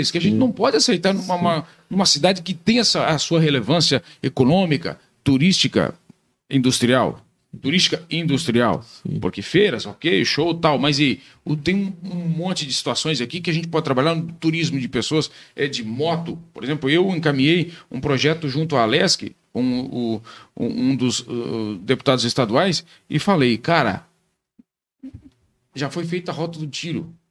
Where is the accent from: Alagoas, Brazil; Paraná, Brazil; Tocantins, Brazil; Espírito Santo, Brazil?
Paraná, Brazil; Laranjeiras do Sul; eu sou de Laranjeira do Sul, bem no meio.